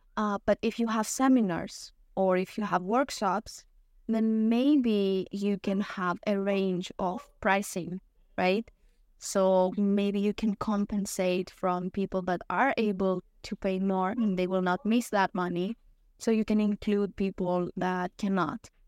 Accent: Greece; I am from Greece

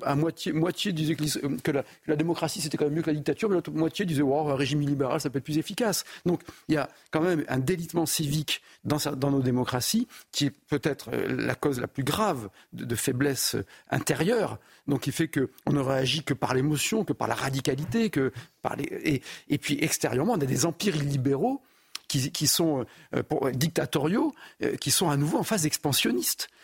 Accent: France; moi je suis français hein, et uniquement français

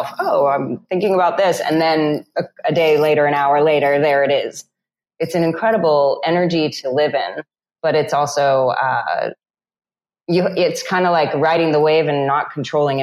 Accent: California, United States; moved away as an adult; now in Tulum, Mexico; growing up in California

